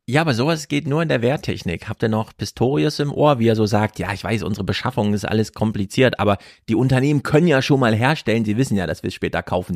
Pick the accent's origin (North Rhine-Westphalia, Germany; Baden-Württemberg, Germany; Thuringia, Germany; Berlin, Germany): Thuringia, Germany; Jena; moved away; also born or lived in Frankfurt am Main / Bielefeld; Ich komme ja aus Jena